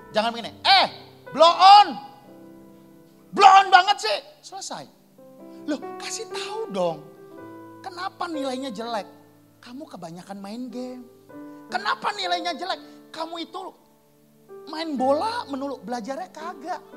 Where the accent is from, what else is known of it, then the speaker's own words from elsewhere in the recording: Sumatra, Indonesia; Saya ini orang Sumatera.